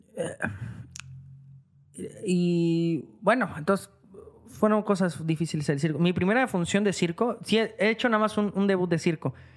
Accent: Guadalajara, Jalisco, Mexico; moved away as an adult; now in Tijuana, Mexico; soy de Guadalajara, soy de aquí

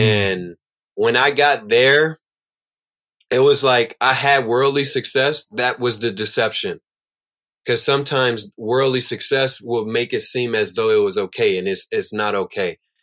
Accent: Chicago, Illinois, United States; I'm growing up in Chicago

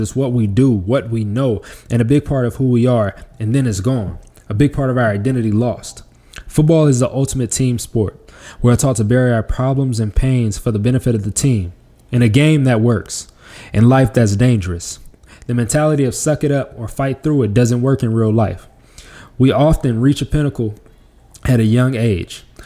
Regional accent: Las Vegas, Nevada, United States; moved away; my hometown of Las Vegas, Nevada

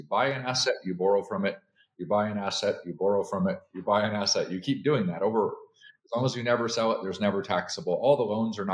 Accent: Canada; moved away as an adult; now in United States; I'm originally from Canada. I came here like 24 years ago for the American dream

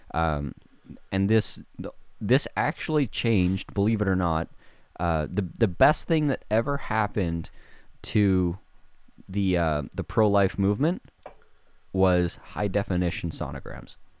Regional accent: Winkler, Manitoba, Canada; half of Winkler is whatever, my hometown, fifteen thousand people

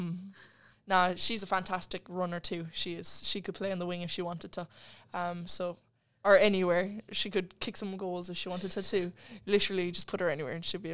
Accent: Ireland; moved away as an adult; also born or lived in Kerry; now in Sydney, Australia

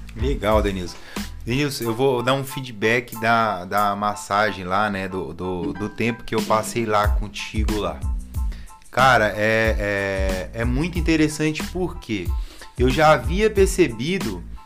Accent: Bahia, Brazil; eu sou baiano

